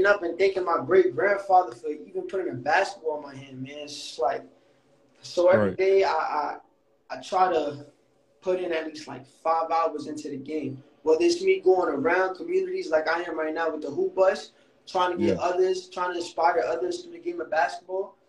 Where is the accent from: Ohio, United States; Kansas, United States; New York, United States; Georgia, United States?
New York, United States; growing up from Harlem